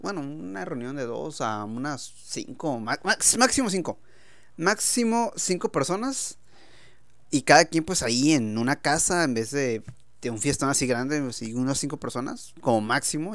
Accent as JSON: {"language": "Spanish", "country": "Mexico", "said": "ya saben cómo somos los mexicanos"}